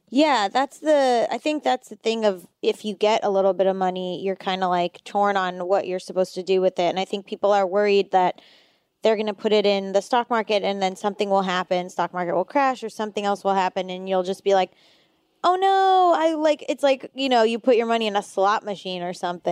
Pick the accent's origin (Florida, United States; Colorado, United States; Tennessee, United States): Florida, United States; I'm from Florida